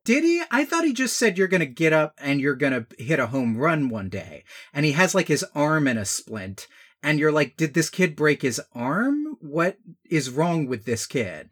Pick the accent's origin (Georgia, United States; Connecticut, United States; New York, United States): Georgia, United States; growing up in Georgia